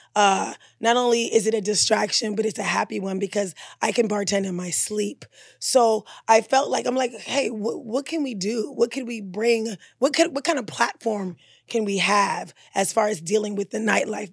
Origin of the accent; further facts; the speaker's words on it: Maryland, United States; also born or lived in Caribbean; I'm from Maryland